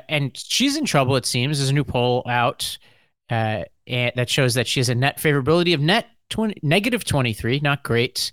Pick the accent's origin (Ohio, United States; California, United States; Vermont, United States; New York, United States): New York, United States; I'm a New Yorker in the South